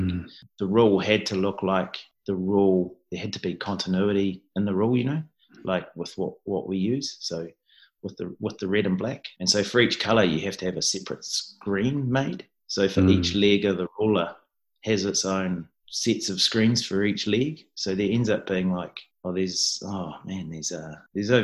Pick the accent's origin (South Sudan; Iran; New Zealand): New Zealand; I'm definitely Kiwi through and through